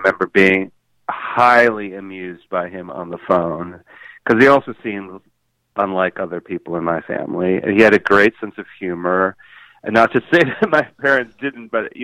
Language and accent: English; Pennsylvania, United States; We grew up in Pennsylvania.